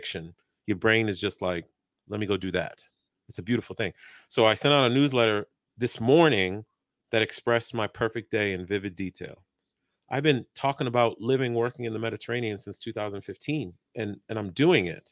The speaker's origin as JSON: {"language": "English", "town": "Boston", "region": "Massachusetts", "country": "United States", "tie": "born or raised there", "moved": "yes", "lives_now": "Washington, D.C. area, United States", "said": "I grew up in Boston, but I live in the D.C. area"}